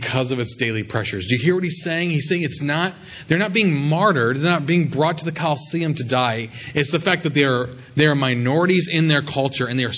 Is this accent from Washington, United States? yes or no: no; South Dakota, United States; I was at a rural church in my home state of South Dakota, which is basically all rural.